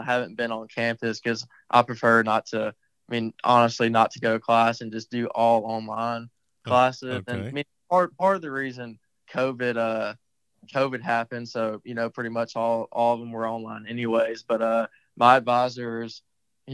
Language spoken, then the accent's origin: English; Madisonville, Texas, United States; growing up in Madisonville, like I said, on that 9-hole course